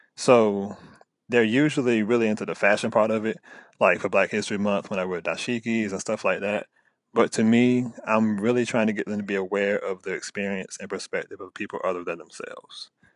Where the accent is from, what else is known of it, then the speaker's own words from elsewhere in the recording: Virginia, United States; accent: country; I'm very country, I've been in Virginia all my life, like, from the South